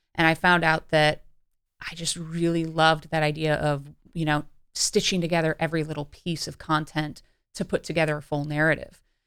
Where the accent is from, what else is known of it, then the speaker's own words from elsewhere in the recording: Cleveland, Ohio, United States; I grew up in Cleveland, Ohio